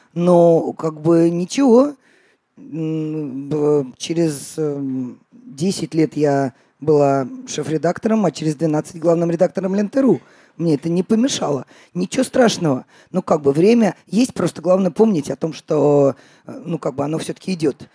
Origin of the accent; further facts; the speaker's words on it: Russia; also born or lived in Riga; я из России